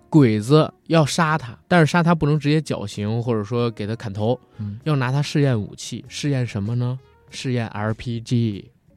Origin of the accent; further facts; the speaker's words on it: China; 我是一个中国人